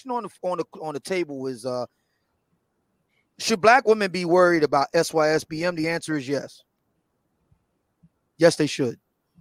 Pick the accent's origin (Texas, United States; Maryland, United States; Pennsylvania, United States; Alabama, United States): Pennsylvania, United States; Philadelphia; I grew up in Germantown